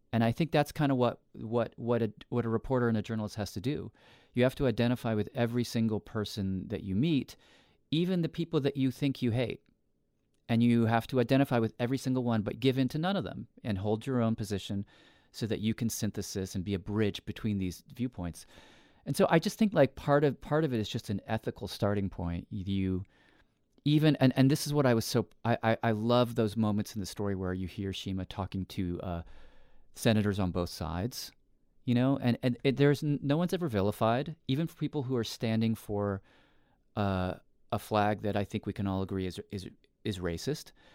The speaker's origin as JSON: {"language": "English", "region": "Tennessee", "country": "United States", "tie": "born or raised there", "moved": "yes", "lives_now": "New York, United States", "said": "I grew up in the South. I grew up in Tennessee"}